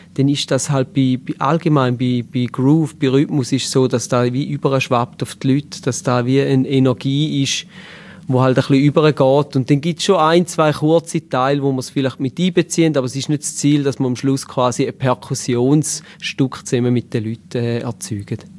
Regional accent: Eastern Switzerland, St. Gallen and Lustmühle, Switzerland; Wir kommen aus der Ostschweiz, genauer aus St. Gallen und Lustmühle

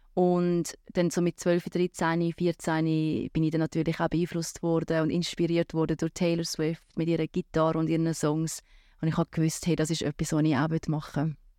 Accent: Rapperswil-Jona, St. Gallen, Switzerland; Rapiona ist meine Heimatstadt. Ich bin dort aufgewachsen, ich bin dort gross geworden

